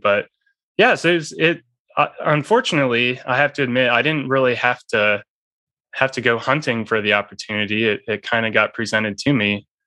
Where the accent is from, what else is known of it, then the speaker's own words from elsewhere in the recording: northern Indiana, United States; I was born and raised in in the Midwest, so I was surrounded by uh, corn and soybean fields growing up